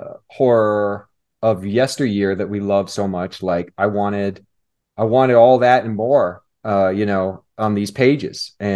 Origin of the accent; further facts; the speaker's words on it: Kansas City, United States; So I grew up in Kansas City. Mm-hmm. In a very conservative